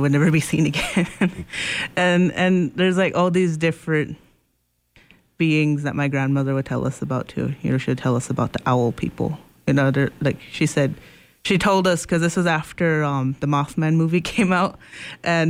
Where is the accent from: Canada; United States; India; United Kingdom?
United States; also born or lived in Pine Ridge, South Dakota / Macy, Nebraska; I grew up living half in Pine Ridge and half in Macy, Nebraska, here just a couple hundred miles north near Sioux City